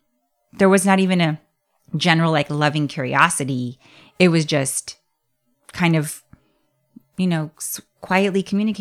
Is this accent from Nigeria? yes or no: yes; Nigeria; As my Nigerian belly can handle it.